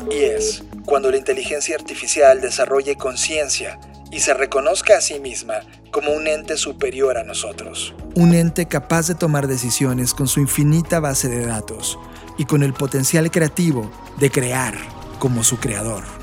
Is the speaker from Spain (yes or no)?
no; Mexico; also born or lived in Mexico City; la postura de nuestro país, México